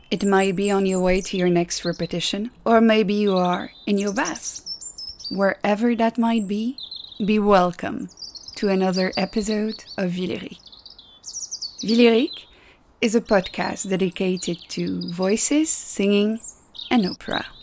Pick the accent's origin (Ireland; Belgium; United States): Belgium; English is a second language; But a little note you might notice my weird accent, it's because, like Hercule Poirot, I'm from Little Belgium